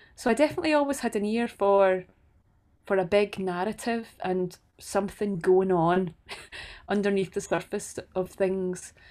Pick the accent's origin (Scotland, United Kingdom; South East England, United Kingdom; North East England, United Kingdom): Scotland, United Kingdom; Banknock; also born or lived in Dundee; when I moved from Banknock, um, at the age of seventeen, I moved to study at university in Dundee